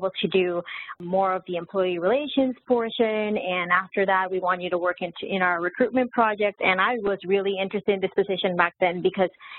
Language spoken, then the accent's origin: English; Puerto Rico; moved away as an adult; also born or lived in Texas, United States; now in Florida, United States; Originally from Puerto Rico, I was born in the United, you know, in the mainland in Texas, but I lived most of my life in Puerto Rico